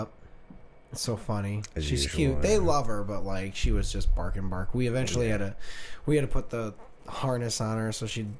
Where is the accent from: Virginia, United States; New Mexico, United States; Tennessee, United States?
Tennessee, United States; Yeah, we're from Tennessee.